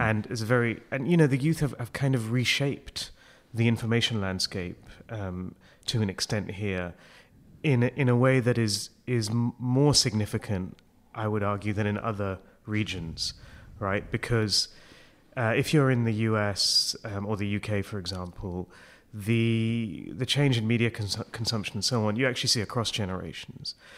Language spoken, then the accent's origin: English; Hong Kong; moved away as an adult; also born or lived in United Kingdom; I'm from Hong Kong, so that's, you know, I've, uh, I, my family's been there for almost forty years. It's where I grew up